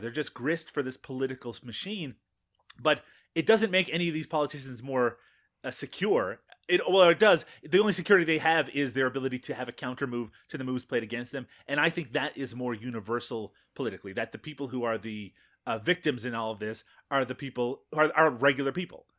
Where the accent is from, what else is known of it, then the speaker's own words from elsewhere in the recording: Canada; as a Canadian